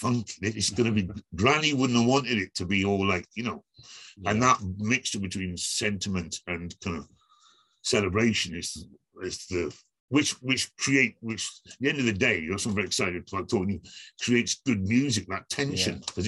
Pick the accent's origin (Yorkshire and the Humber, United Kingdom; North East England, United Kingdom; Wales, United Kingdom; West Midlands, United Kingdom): Wales, United Kingdom; Aberfan; I grew up around Aberfan, went to school in Aberfan